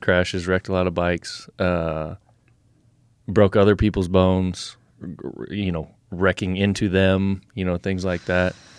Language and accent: English; Nebraska, United States; we are here in Nebraska, you know, pretty much right where we're sitting right now. Uh, we moved out here when I was eight, nine years old